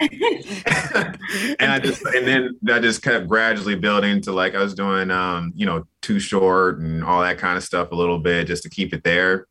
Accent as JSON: {"language": "English", "town": "Atlanta", "region": "Georgia", "country": "United States", "tie": "born or raised there", "also_born_or_lived": "Los Angeles / Las Vegas", "moved": "as an adult", "said": "I'm from Atlanta, Georgia, born and raised."}